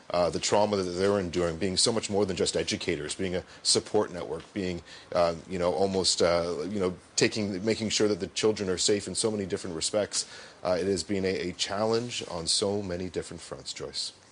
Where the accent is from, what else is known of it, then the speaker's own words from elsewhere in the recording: Canada; I'm from Canada